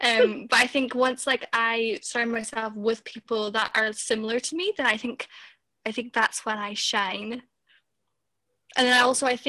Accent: Aberdeen, Scotland, United Kingdom; I'm 22 and I'm from Aberdeen also

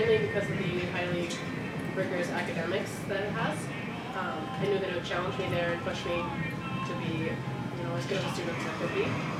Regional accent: Minnesota, United States; moved away; I'm from Minnesota.

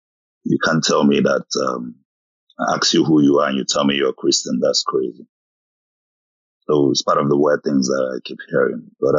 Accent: Southeast, South East Nigeria, Nigeria; I'm Igbo anyway, I'm from the Southeast.

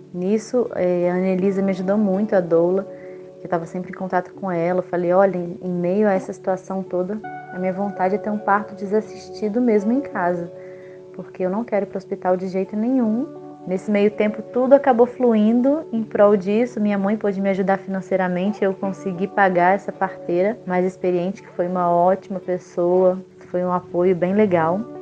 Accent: Juiz de Fora, Minas Gerais, Brazil; now in Araras, Brazil; que é em Araras, interior de São Paulo, que eu moro atualmente, mas eu sou de Juiz de Fora.

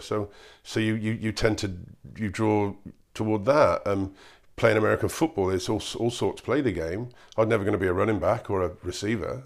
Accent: Cheltenham, South West England, United Kingdom; I come from Cheltenham. It's a nice part of nice part of the world. We don't have a lot of recession around here.

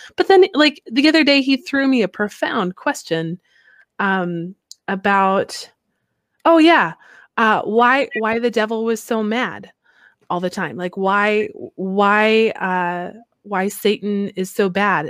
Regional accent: Midwest, United States; now in Alaska, United States; growing up in the Midwest there

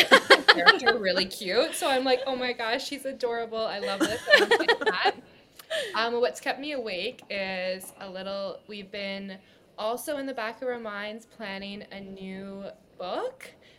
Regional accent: Canada; so 10 degrees Celsius here

